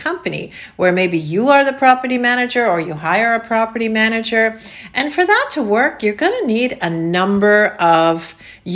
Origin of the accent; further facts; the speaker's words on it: Canada; now in Florida, United States; Canada, my home country.